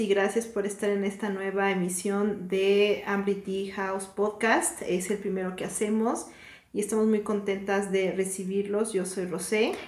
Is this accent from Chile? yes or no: no; Mexico; somos de México